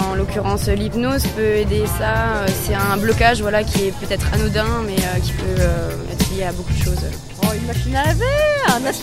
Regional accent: Tours, Centre-Val de Loire, France; Moi, je viens de Tours et en fait, genre Noël, etc., la Saint-Valentin

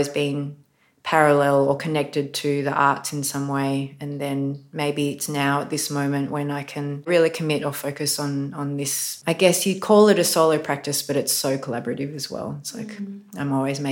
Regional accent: Australia; I was born in Australia and I was taught colonial myths like so many people of my generation

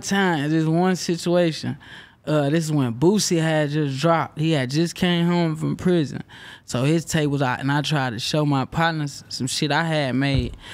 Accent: Houston, Texas, United States; I'm from Houston right down the road.

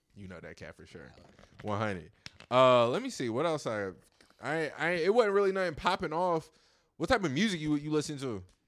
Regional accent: Virginia, United States; moved away as an adult; also born or lived in Houston; leaving my hometown in Virginia, of, of my small little hometown, moving to Houston

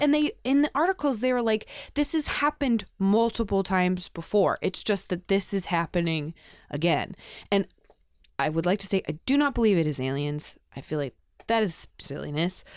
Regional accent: Denver, Colorado, United States; I grew up in Denver

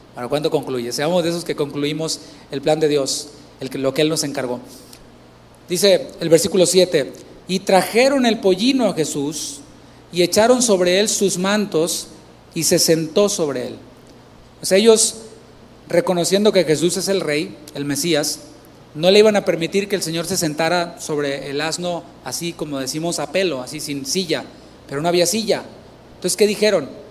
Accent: Tampico, Tamaulipas, Mexico; yo soy de Tampico, Tamaulipas

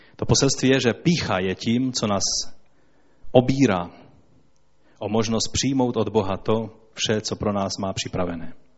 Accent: Poland; Já jsem Polák.

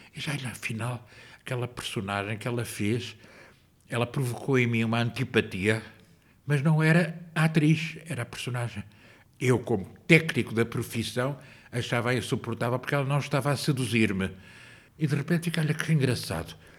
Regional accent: Lisbon, Portugal; also born or lived in Angola; voltei com cinco e vim viver para aqui

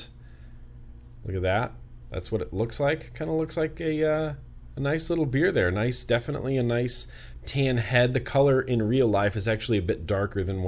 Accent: United States; growing up in Lake Tahoe

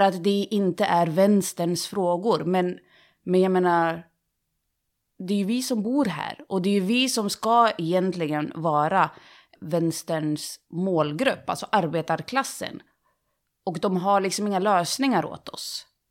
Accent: Sundsvall, Västernorrland County, Sweden; moved away as an adult; now in Gothenburg, Sweden; jag växte upp i Sundsvall, flyttade till Göteborg

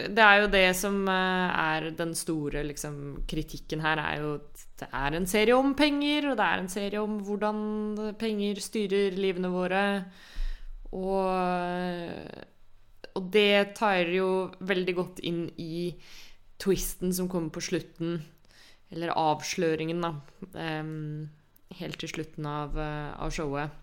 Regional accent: Norway; vi som nordmenn

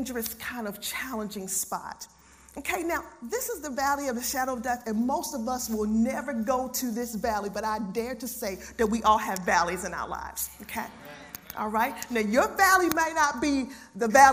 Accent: Baltimore, Maryland, United States; I'm from Baltimore City

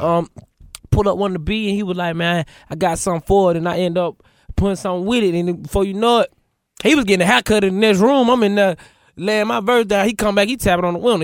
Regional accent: Atlanta, Georgia, United States; I'm from Atlanta, West Side

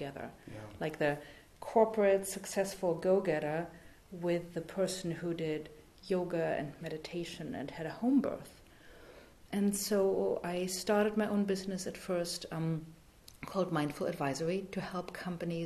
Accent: East Germany, Germany; English is a second language; moved away as an adult; also born or lived in France / San Francisco, United States / Newark, New Jersey, United States; now in United States; I grew up in East Germany, born and raised communist

